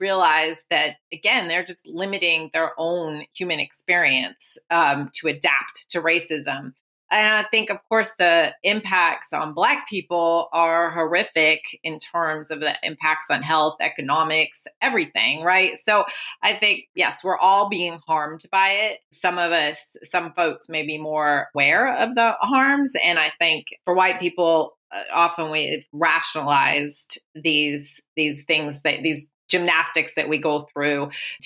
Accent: Oakland, California, United States; I was born in Oakland

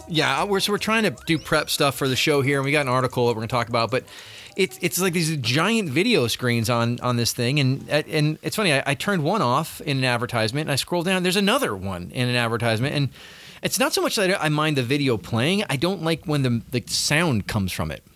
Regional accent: Southern California, United States; growing up in Southern California

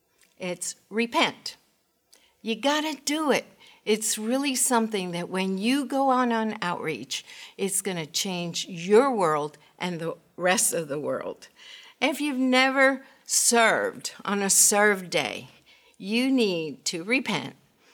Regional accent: Honduras; born there; I was born in Honduras, Central America, and my father was an international lawyer. He spoke five languages, and my mother said that we were gypsies because we moved every 3 or 4 years.

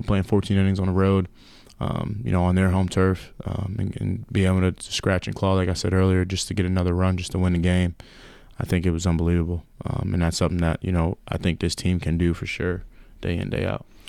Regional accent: New York, United States; moved away; growing up in New York

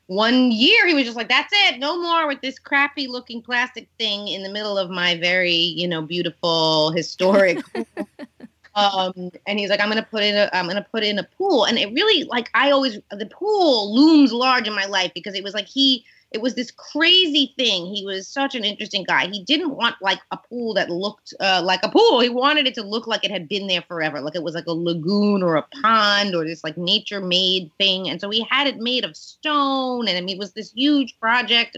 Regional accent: New York City, New York, United States; people I grew up with in Queens

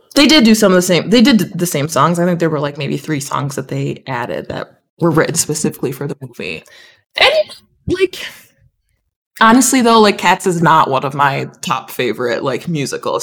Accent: Big Rapids, Michigan, United States; I definitely loved growing up in Big Rapids.

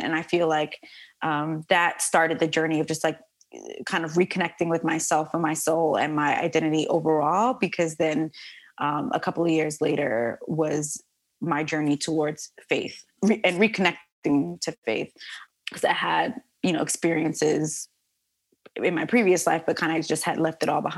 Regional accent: New York City, New York, United States; this girl born and raised in the Bronx

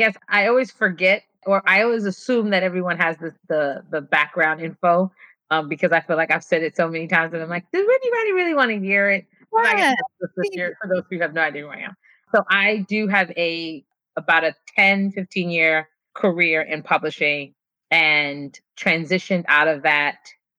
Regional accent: New York City, New York, United States; also born or lived in Ghana; now in New Jersey, United States; But I'm originally from Brooklyn, by way of Ghana.

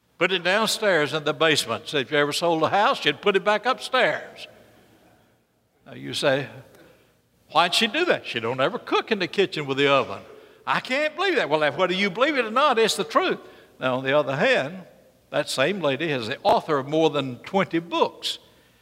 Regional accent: Birmingham, Alabama, United States; I will never speak like I came from North Carolina. I came from Birmingham, Alabama.

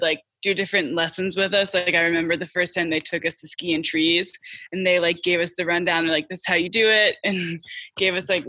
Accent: Maryland, United States; I grew up in Maryland

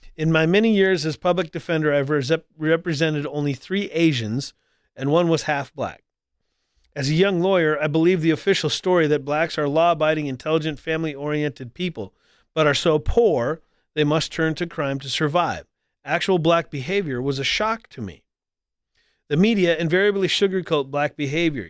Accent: North Dakota, United States; moved away; also born or lived in Colorado Springs; I grew up in North Dakota where, where, you know, like ninety-some percent of the population is white.

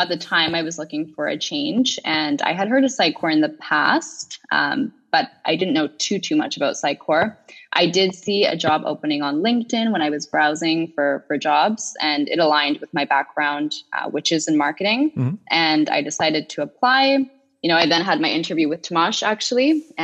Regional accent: Victoria, British Columbia, Canada; moved away as an adult; also born or lived in Toronto, Ontario, Canada; now in Buenos Aires, Argentina; I was born and raised in Victoria, British Columbia in Canada

